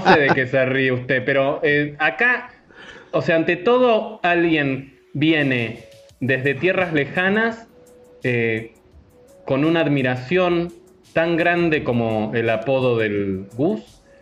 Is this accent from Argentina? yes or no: yes; Argentina; now in Mexico; como argentino